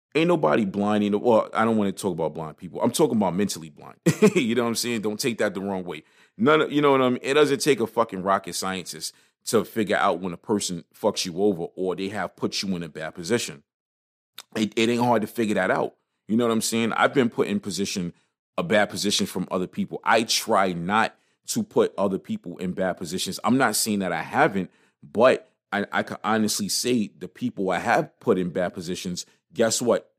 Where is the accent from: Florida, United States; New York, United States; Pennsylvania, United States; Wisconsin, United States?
New York, United States; New York City; also born or lived in New Jersey; I grew up on Crown between, Crown is, Crown is Schenectady, but kinda between Crown and U, between Schenectady and Utica Avenue